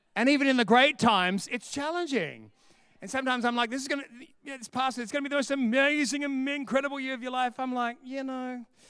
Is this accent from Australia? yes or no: yes; Sydney, New South Wales, Australia; now in Perth, Australia; I'm originally from Sydney